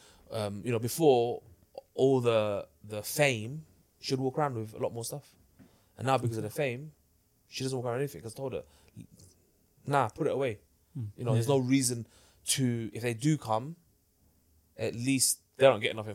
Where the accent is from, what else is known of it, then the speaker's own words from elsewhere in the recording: London, United Kingdom; I grew up in Hackney, in a place where people rob you